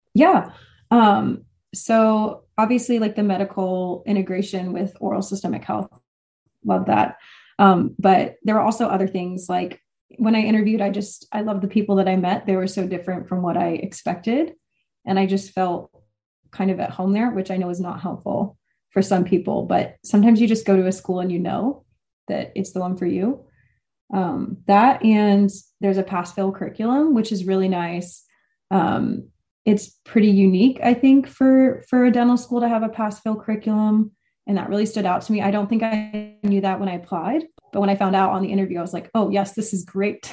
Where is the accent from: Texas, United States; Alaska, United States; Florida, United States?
Texas, United States; moved away as an adult; also born or lived in Wisconsin; now in Boston, United States; I'm from Texas